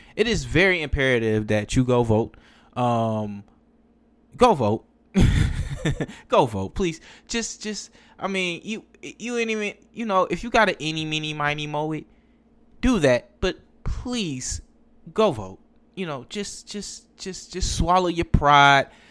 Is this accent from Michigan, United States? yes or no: yes; Detroit, Michigan, United States; I grew up in Detroit. I am a North Ender.